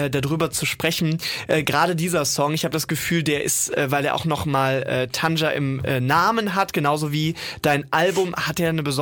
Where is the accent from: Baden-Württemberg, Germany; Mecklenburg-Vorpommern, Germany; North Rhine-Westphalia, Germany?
North Rhine-Westphalia, Germany; Bonn; now in Cologne, Germany; Das sage ich jetzt auch nicht nur als Bonner, sondern ich bin tatsächlich auch äh, letztes Jahr